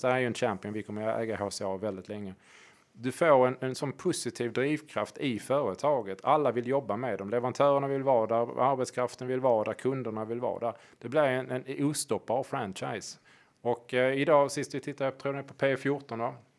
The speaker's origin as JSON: {"language": "Swedish", "town": "Hörby", "region": "Skåne", "country": "Sweden", "said": "i Hörby där jag kommer ifrån"}